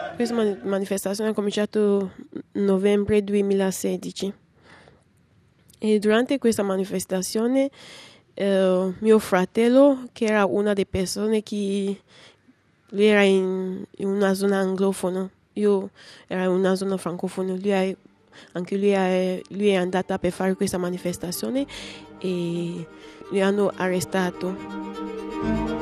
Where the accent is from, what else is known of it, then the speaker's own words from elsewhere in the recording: Cameroon; Italian is a second language; moved away as an adult; now in Rome, Italy; Ho ventisette anni. Vengo da Cameron e sono qua in Italia da tre anni.